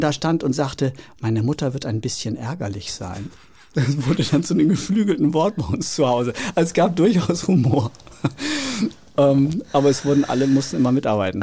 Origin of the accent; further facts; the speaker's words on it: Oldenburg, Lower Saxony, Germany; moved away as an adult; also born or lived in Rostock; der kleine Junge aus Oldenburg